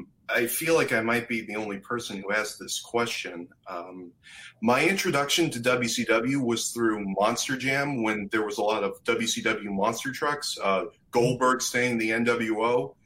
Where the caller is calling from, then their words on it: Birmingham, Alabama, United States; Just outside of Birmingham, Alabama.